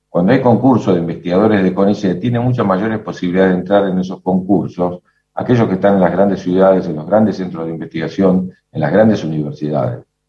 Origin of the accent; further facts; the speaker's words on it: Argentina; enfrentamos los argentinos